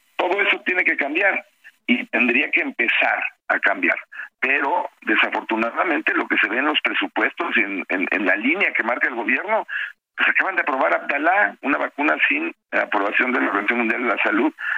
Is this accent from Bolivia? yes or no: no; Mexico; soy mexicano y quiero a mi país